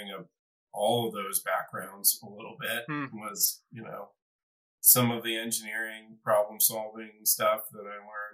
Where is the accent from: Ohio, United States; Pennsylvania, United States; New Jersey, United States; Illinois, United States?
Ohio, United States; moved away as an adult; also born or lived in Chicago / California; now in Boulder, United States; I grew up in Ohio